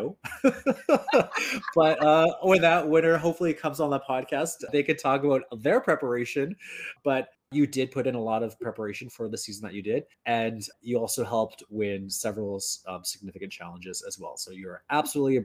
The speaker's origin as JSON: {"language": "English", "region": "Northern Ontario", "country": "Canada", "tie": "born or raised there", "said": "I grew up in Northern Ontario"}